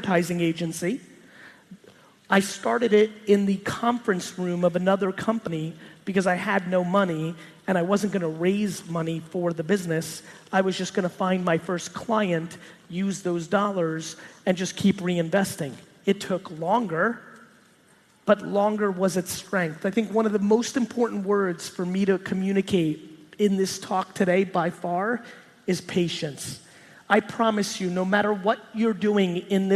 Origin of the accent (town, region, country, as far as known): New Jersey, United States; born or raised there; also born or lived in Soviet Union